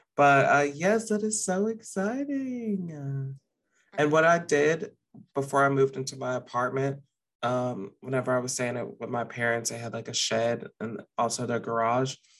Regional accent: the South, United States; moved away as an adult; now in Austin, United States; we're from the South

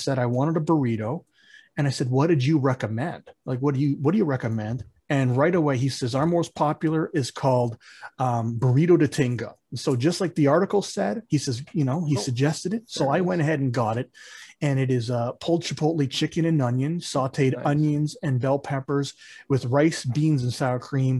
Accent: Toronto, Ontario, Canada; moved away as an adult; also born or lived in Utah; we're from Scarborough

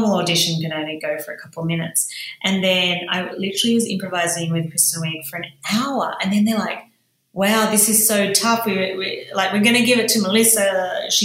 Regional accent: Sydney, New South Wales, Australia; moved away; my stories growing up in Sydney's western suburbs

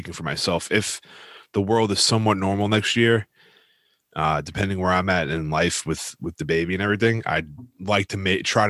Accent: New York, United States; obviously we're from New York.

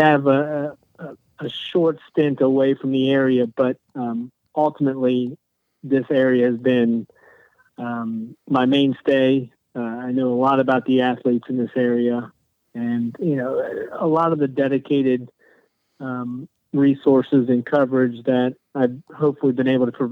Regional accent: Hamilton, Ohio, United States; also born or lived in Western Illinois; I'm born and raised Hamilton boy

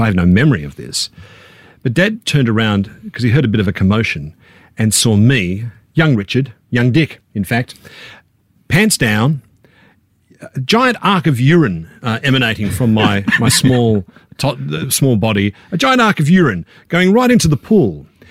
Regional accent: Canberra, Australian Capital Territory, Australia; we were middle class kids from Canberra

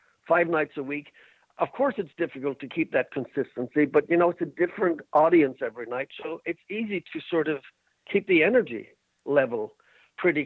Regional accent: Ireland; I'm Irish

